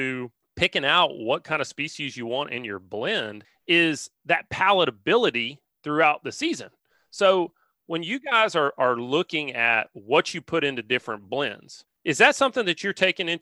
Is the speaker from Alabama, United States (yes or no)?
yes; Alabama, United States; growing up in Alabama